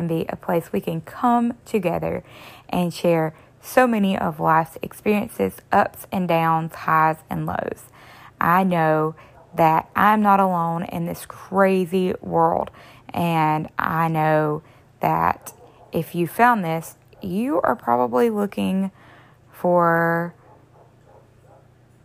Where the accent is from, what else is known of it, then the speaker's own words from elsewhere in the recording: the South, United States; I am from the South.